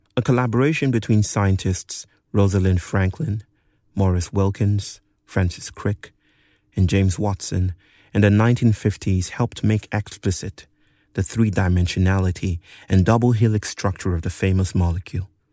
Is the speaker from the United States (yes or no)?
no; Nigeria; moved away; Growing up in Nigeria